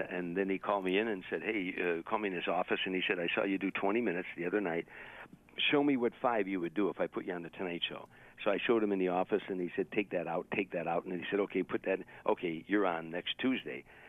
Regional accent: Harvey, Illinois, United States; moved away; It's a suburb on the south side of Chicago. It's 147 South of the loop. So it's it's a, it's a steel. It was when I was growing up.

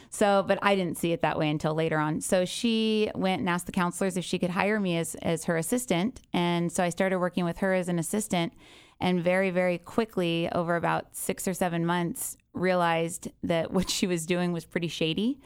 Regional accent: Encinitas, California, United States; also born or lived in Goleta / Santa Barbara / Del Mar; I was raised in Encinitas. I was born in Santa Barbara.

